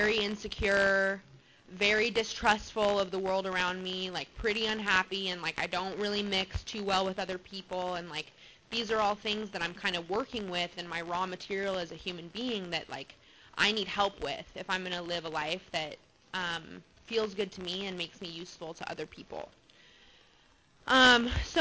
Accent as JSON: {"language": "English", "town": "Albuquerque", "region": "New Mexico", "country": "United States", "tie": "born or raised there", "moved": "yes", "lives_now": "Mission Viejo, United States", "said": "I was born in Albuquerque, New Mexico, and I had a pretty chaotic family life."}